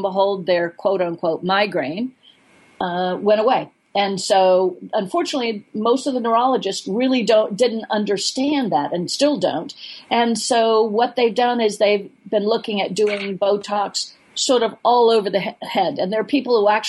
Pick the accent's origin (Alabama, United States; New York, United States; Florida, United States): Florida, United States; now in Alaska, United States; I'm a flatlander from Florida